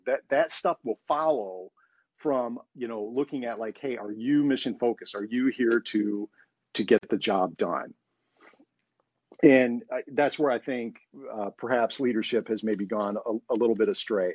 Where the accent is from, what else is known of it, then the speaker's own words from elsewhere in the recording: United States; being an American